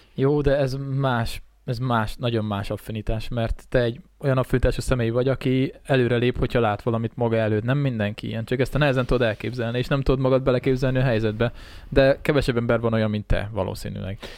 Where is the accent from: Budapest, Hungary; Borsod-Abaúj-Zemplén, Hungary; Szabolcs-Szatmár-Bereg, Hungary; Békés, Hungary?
Békés, Hungary; a village near Szeghalom; also born or lived in Szeged; gimiben tanultam szekhalmon, tehát gyakorlatilag én itt a faluban olyan 12 éves korom óta